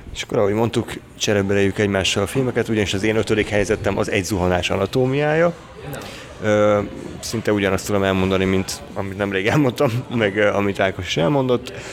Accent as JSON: {"language": "Hungarian", "country": "Hungary", "said": "magyarok vagyunk"}